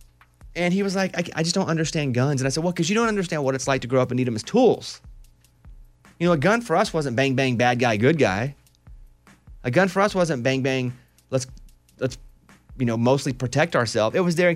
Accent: Mountain Pine, Arkansas, United States; I'm from Mountain Pine, Arkansas. It is extremely rural. 700 people. We hunted. We fished. We left our doors unlocked.

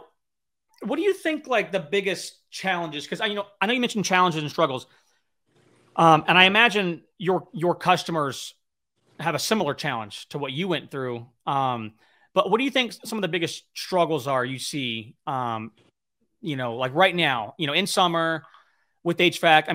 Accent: Riverside County, Southern California, United States; I'm from Southern California, from Riverside County

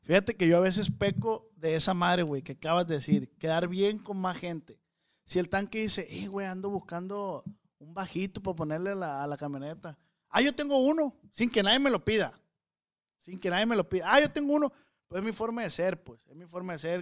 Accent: Culiacán, Sinaloa, Mexico; Los de Culiacán

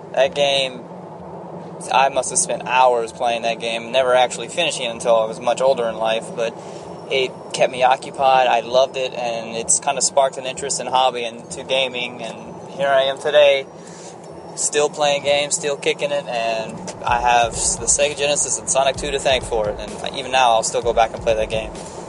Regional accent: Lafayette, Louisiana, United States; I'm from Lafayette, Louisiana

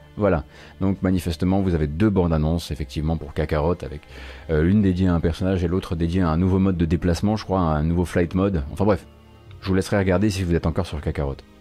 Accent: Saint-Avold, Grand Est, France; Mais je suis pas né dans la Fench, moi. Attention, je suis né à Saint-Avold

